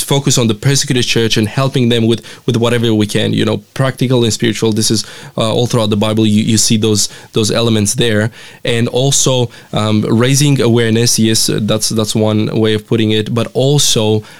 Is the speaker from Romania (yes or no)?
yes; Romania; moved away as an adult; now in Australia; But I grew up in Romania my entire life, born and raised there. About 5 years ago, I moved here to Australia